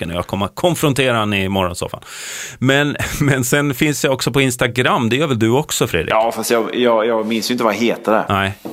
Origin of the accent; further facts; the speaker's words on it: Sölvesborg, Blekinge, Sweden; Herregud, när jag växte upp i Sölvesborg var det alltid så här.